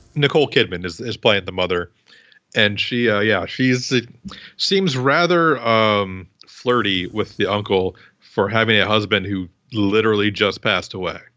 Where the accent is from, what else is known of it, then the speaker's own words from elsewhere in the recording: Midwest, United States; I grew up in the Midwest